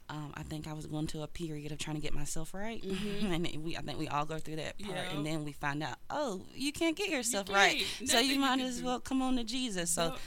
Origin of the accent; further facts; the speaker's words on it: the South, United States; we grew up in the South. We grew up in a small town, so we're going to the programs, we're speaking.